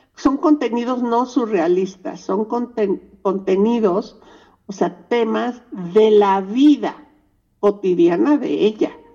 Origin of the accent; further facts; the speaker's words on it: Mexico; Nosotros somos mexicanas